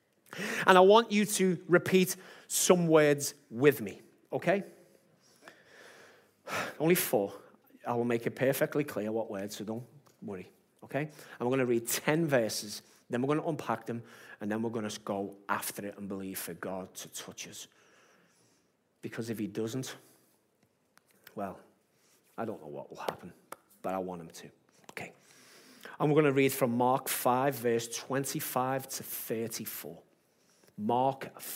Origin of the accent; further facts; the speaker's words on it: Liverpool, North West England, United Kingdom; I'm from Liverpool